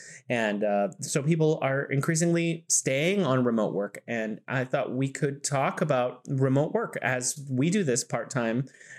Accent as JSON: {"language": "English", "region": "California", "country": "United States", "moved": "yes", "lives_now": "Wuhan, China", "said": "I'm originally from California in the U.S., and now I am located in beautiful Wuhan, China."}